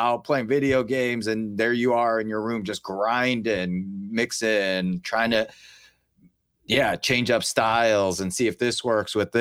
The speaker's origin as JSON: {"language": "English", "town": "Chicago", "region": "Illinois", "country": "United States", "said": "we're from Chicago"}